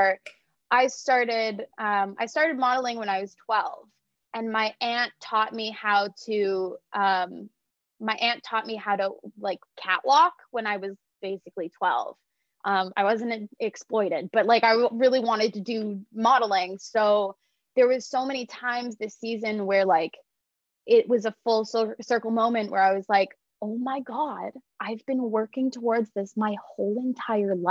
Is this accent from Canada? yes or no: yes; Toronto, Ontario, Canada; I'm from born and raised in Toronto